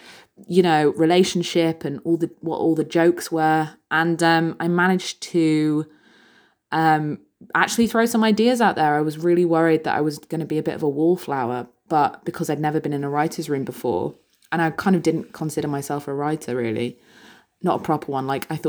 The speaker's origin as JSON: {"language": "English", "region": "England", "country": "United Kingdom", "said": "he goes, \"…, you're a Northern woman.\" And I said, \"Yes, technically that's true.\" And although my accent has slightly faded over the years, unfortunately."}